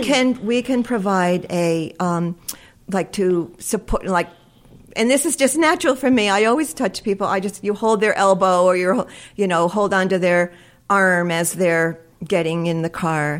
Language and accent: English; Guilderland Center, New York, United States; we grew up here in, uh, we grew up in Gilderland Center.